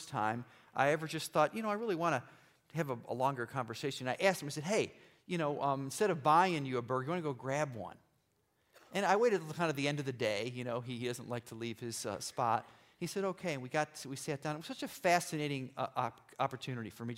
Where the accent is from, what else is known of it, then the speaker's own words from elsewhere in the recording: Irondequoit, New York, United States; I grew up in Irondequoit near the lake